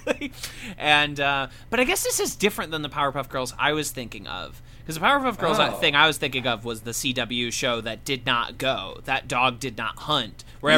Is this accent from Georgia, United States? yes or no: no; Missouri, United States; now in Brooklyn, United States; I'm the new Midwestern man. We live in Brooklyn, but we are from Missouri.